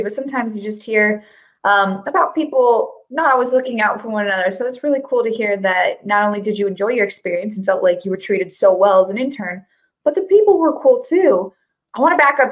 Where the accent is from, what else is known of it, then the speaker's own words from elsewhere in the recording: Colorado, United States; I'm from Colorado.